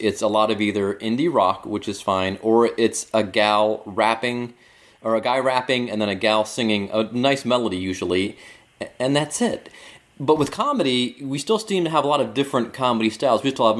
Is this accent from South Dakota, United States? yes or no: no; Cleveland, Ohio, United States; moved away; also born or lived in Pittsburgh; I'm from Cleveland originally